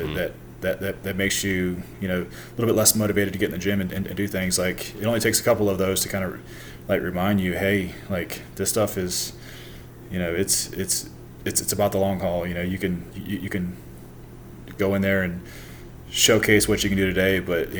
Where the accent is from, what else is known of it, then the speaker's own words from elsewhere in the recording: Jacksonville, Florida, United States; born there; also born or lived in San Juan, Puerto Rico; So I was born originally in Jacksonville, and then, my dad was in the Navy and he was stationed in, San Juan, Puerto Rico. So we spent the first 4 years in San Juan